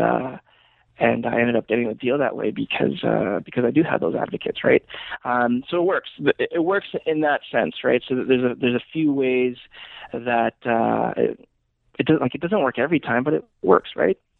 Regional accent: Calgary, Alberta, Canada; i am fortunate to be born and raised in Calgary

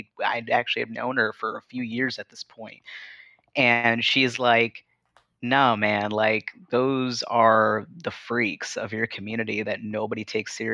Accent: Chicago, Illinois, United States; growing up in Chicago

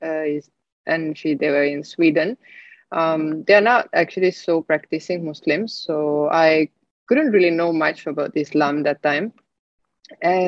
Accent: Estonia; moved away as an adult; now in Singapore; I'm originally from Estonia.

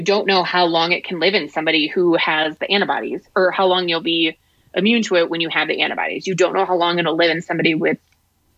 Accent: La Crosse, Wisconsin, United States; moved away; my hometown in La Crosse

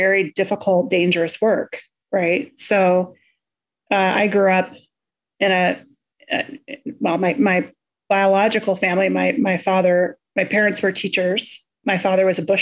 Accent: Kodiak, Alaska, United States; moved away as an adult; also born or lived in Kenai Peninsula, Alaska; now in Michigan, United States; I grew up on Kodiak, graduated from high school there, really first through 12th grade

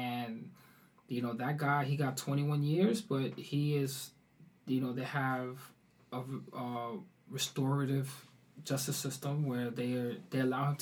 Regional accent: New York, United States; moved away as an adult; also born or lived in Harlem / Oslo, Norway; I was raised in the Bronx

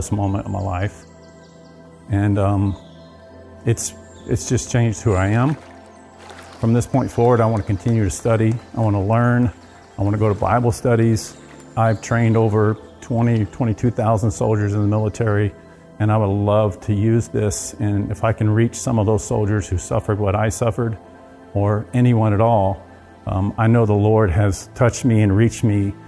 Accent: South Texas, United States; I grew up in South Texas most of my life. My dad was in the oil field. So we moved around a lot.

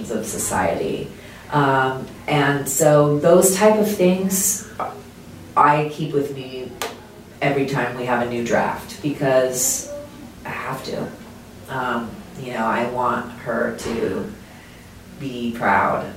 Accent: Anaheim, California, United States; growing up in Anaheim

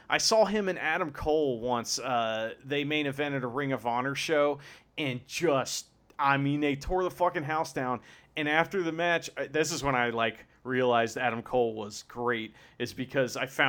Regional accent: Japan; English is a second language; I'm from Japan, and I wrestle in the ring with the guy and do the flip and thing, you know.

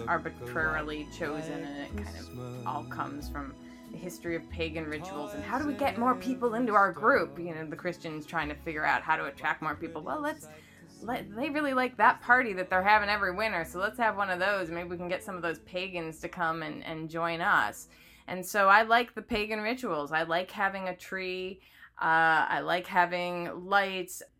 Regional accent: Midwest, United States; I grew up in the Midwest

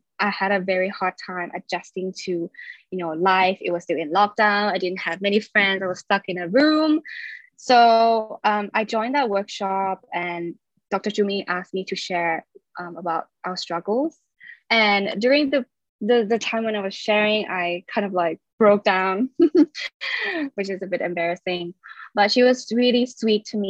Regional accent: Thailand; moved away as an adult; now in London, United Kingdom; I was born and raised in Thailand

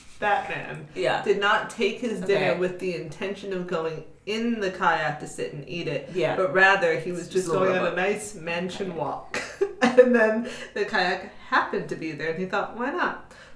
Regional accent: Ohio, United States; You didn't know I was from Ohio.

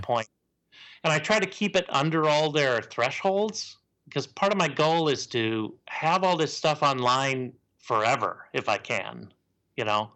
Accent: Portland, Oregon, United States; I was born in Portland.

